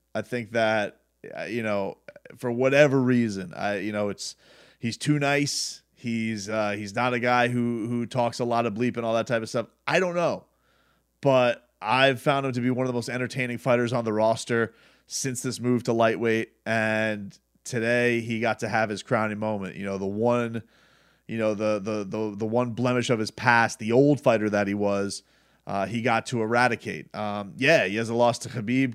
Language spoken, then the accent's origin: English; Deerfield Beach, Florida, United States; Deerfield Beach got a little bit of a shout out, my hometown